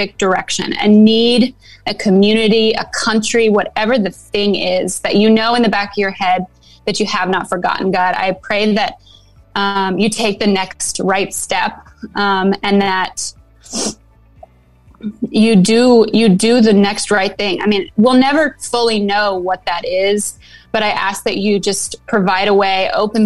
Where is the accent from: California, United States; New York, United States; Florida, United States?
California, United States; now in Nashville, United States; I'm born and raised in California.